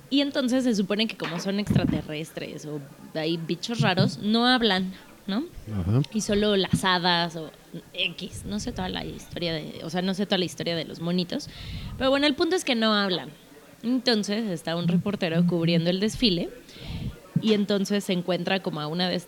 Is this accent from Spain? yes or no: no; United States; Spanish is a second language; Porque soy bien gringa.